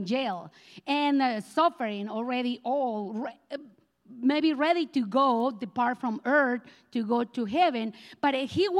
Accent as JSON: {"language": "English", "country": "Colombia", "second_language": "English", "moved": "yes", "said": "I am from Colombia, South America, and I have this accent that it looks like I never leave me alone"}